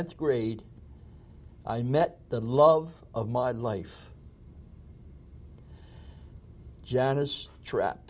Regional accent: Magnolia, New Jersey, United States; born or raised there; also born or lived in Philadelphia, Pennsylvania

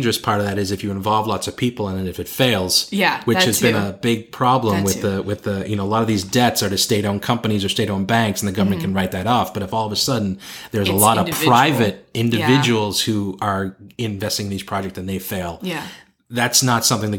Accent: United States; I feel more American and more patriotic about my home country and my culture now that I've lived outside it for so long.

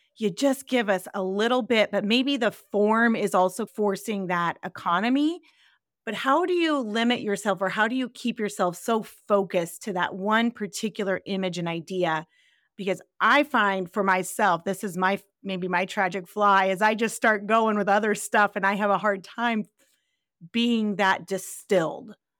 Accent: Central California, United States; now in Iowa, United States; I grew up in Central California where there's not a lot of leaf changing that happens. And I live in Iowa now

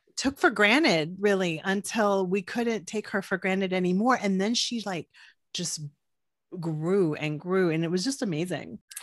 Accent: Corpus Christi, Texas, United States; I'm from Corpus

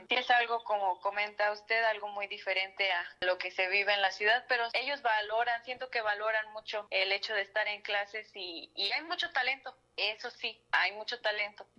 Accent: Matehuala, San Luis Potosí, Mexico; moved away as an adult; now in Matlapa, Mexico; Soy originaria de Matehuala

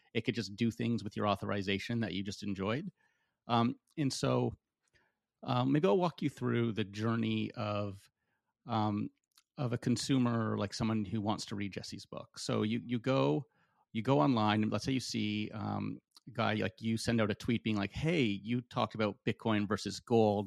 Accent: Canada; I'm from Canada

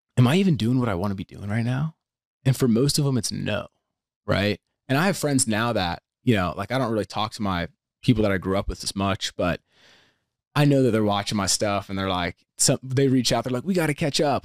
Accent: Pennsylvania, United States; I grew up in Pennsylvania

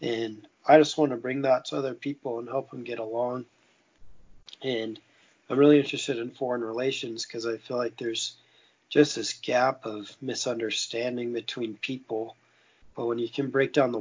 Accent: Montana, United States; I grew up in Montana and lived there my whole life.

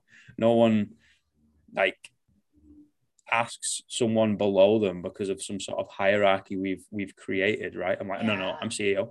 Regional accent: Manchester, North West England, United Kingdom; moved away as an adult; now in New Zealand; growing up in Manchester

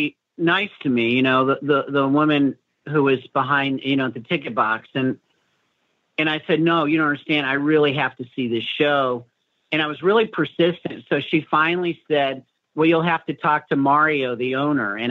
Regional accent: Chicago, Illinois, United States; moved away

